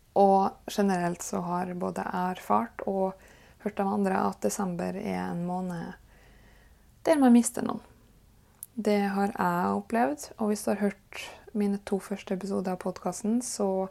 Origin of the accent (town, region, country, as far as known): Kristiansund, Møre og Romsdal, Norway; born or raised there; moved away